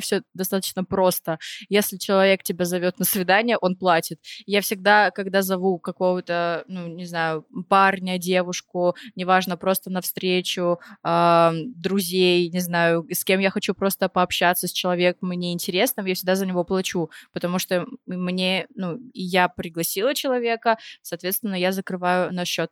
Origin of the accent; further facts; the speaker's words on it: Vorkuta, Komi Republic, Russia; я из Воркуты